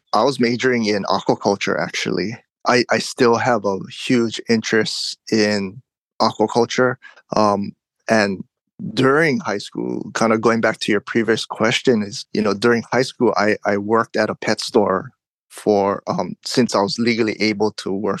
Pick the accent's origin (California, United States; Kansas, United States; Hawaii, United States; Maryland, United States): Hawaii, United States; Oahu; also born or lived in Big Island, Hawaii; now in Hilo, United States; I moved from the Big Island back to Oahu, where I was born and raised